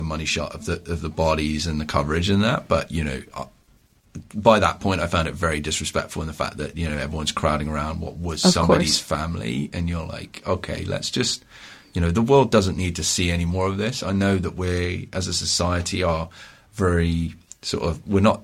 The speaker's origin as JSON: {"language": "English", "region": "Ontario", "country": "Canada", "said": "I'm from Ontario"}